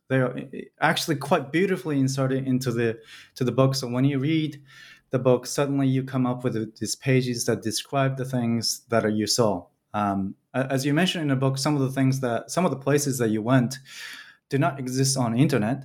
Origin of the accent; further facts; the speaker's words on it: Tokyo, Japan; moved away; also born or lived in Belgium; I'm from Tokyo